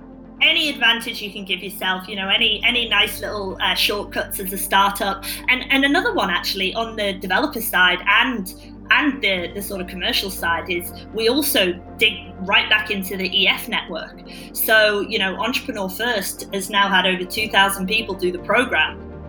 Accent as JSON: {"language": "English", "country": "United Kingdom", "said": "You know, when I met my co-founder, we realized he's Swedish, I'm British, we're a similar age"}